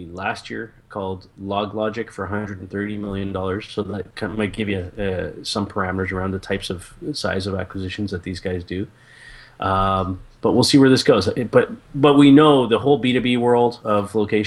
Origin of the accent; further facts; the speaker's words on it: Canada; I'm Canadian